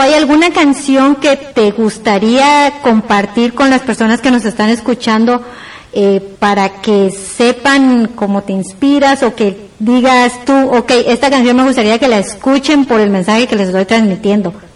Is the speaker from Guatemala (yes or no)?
yes; Guatemala; muchos guatemaltecos